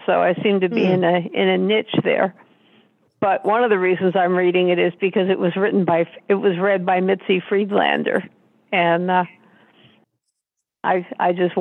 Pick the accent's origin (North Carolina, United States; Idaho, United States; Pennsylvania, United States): Pennsylvania, United States; Philadelphia; moved away; I was originally from Philadelphia